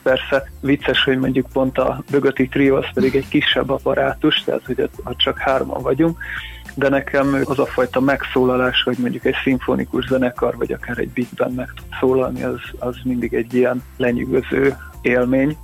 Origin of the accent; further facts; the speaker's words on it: Érd, Pest, Hungary; moved away as an adult; now in Budapest, Hungary; érdem, Sándor utcában nőttem föl, ide jártam ugye iskolába, gimnáziumba is, ott érettségiztem